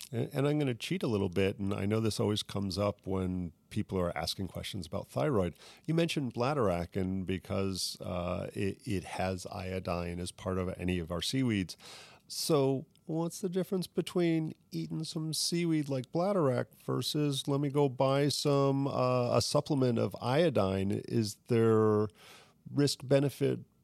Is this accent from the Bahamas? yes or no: yes; Bahamas; now in Saint Petersburg, United States; my heritage growing up in the Bahamas